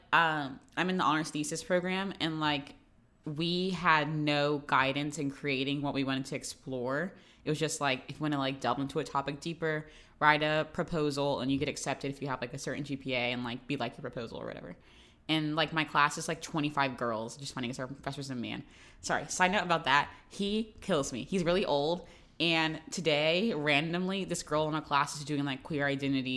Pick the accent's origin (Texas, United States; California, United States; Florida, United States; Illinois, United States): Florida, United States; I'm from Florida